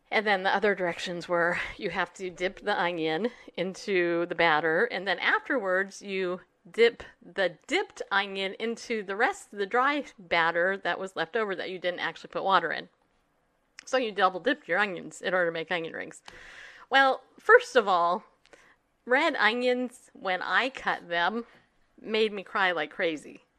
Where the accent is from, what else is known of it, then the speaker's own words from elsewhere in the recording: Northeast, United States; the fact that I say onion the way that I say onion shows you I'm from Northeast, right?